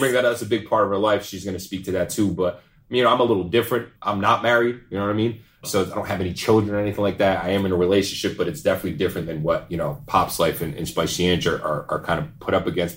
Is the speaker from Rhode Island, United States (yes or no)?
yes; Pawtucket, Rhode Island, United States; So I'm from Rhode Island. Obviously, for those of y'all that don't know, Pawtucket, Rhode Island, to be exact. Born and raised